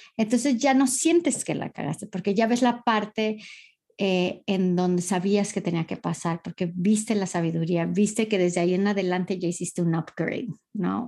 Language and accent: Spanish; Costa Mesa, California, United States; moved away as an adult; also born or lived in Newport Beach, California; now in Madrid, Spain; originalmente soy nacida y, criada en, California, en Orange County. En, nací en Newport Beach y crecí en Costa Mesa.